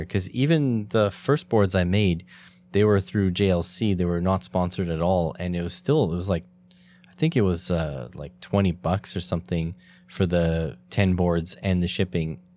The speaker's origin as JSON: {"language": "English", "country": "Canada", "said": "as a Canadian"}